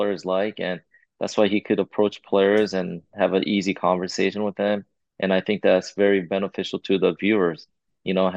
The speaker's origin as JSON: {"language": "English", "region": "California", "country": "United States", "tie": "born or raised there", "said": "Growing up in California"}